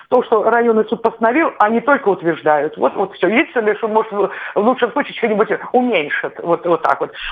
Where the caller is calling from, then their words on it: Tver, Tver Oblast, Russia; А я зови из Твери.